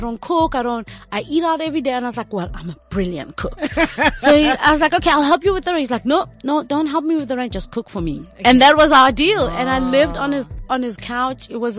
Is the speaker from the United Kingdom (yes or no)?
no; South Africa; also born or lived in New York; When I left South Africa